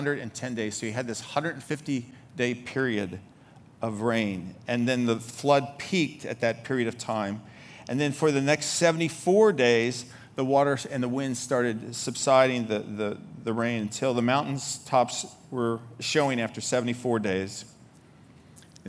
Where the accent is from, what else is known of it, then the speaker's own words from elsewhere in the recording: Baltimore, Maryland, United States; I'm from Baltimore